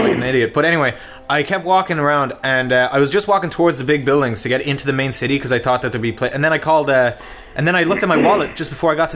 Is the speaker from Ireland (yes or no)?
yes; Ireland; I'm from Ireland.